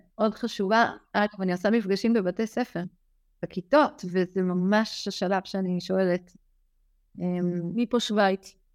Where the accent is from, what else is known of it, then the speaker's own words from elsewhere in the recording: Israel; moved away; אני גדלתי במושב קטן, חזרתי אחר כך למושב קטן, אני כבר לא גרה שם